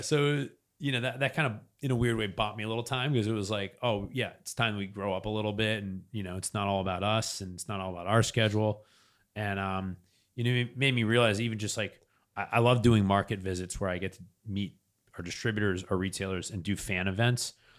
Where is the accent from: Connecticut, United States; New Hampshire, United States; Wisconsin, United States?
New Hampshire, United States; I'm from New Hampshire